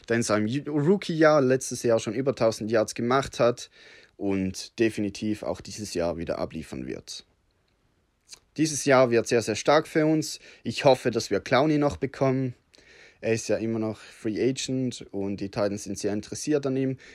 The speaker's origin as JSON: {"language": "German", "country": "Switzerland", "said": "Entschuldigung für mein schlechtes Deutsch. Ich bin Schweizer, habe mir allerdings mir gegeben, dass ich nicht zu schweizerisch töne."}